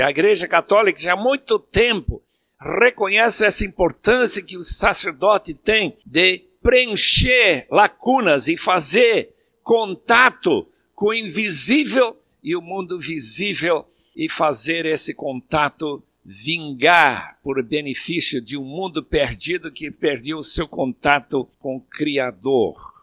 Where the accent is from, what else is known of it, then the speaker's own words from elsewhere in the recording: Bolivia; moved away; quando eu era pequeno lá na Bolívia